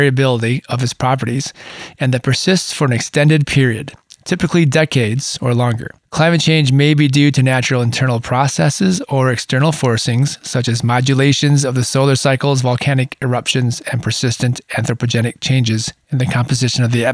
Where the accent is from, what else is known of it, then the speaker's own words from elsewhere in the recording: Michigan, United States; moved away as an adult; now in Southern California, United States; that's where I grew up. I grew up in Michigan. And I've spent the majority of my adulthood living in Southern California.